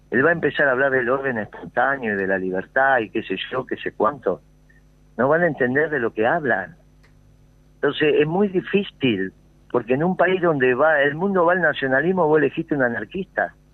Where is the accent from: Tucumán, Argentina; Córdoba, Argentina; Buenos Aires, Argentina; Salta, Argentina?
Córdoba, Argentina; yo vengo de Córdoba.